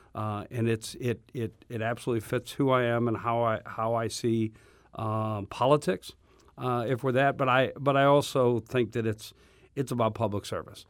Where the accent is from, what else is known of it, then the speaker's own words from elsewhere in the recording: Berkeley, Missouri, United States; I, uh, grew up in, uh, Berkeley